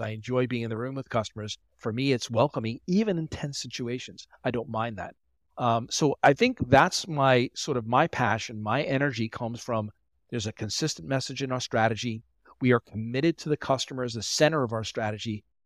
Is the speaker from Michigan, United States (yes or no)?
no; Long Island, New York, United States; also born or lived in Delaware / Philadelphia; I'm from New York on Long Island